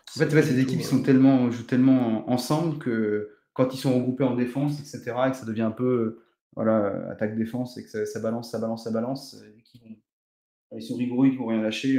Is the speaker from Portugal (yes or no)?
yes; Portugal; je suis portugais